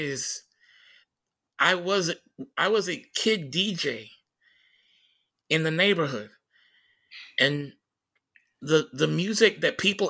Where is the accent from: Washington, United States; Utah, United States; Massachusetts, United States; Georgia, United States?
Washington, United States; Tacoma; when people would find out I was from Tacoma, they would ask me, "Oh my God, what kind of psycho killer shit did you listen to?"